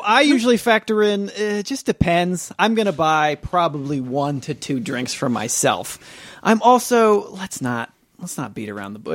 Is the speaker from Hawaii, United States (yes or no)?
no; Nebraska, United States; I'm from Nebraska